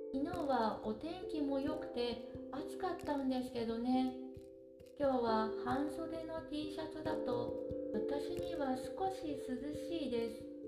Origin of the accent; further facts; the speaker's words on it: Sendai, Miyagi, Japan; moved away as an adult; also born or lived in Ishigaki Island, Okinawa; now in Ishigaki, Japan; 私は東北地方の宮城県仙台市出身です3年前から沖縄県の石垣島に住んでいます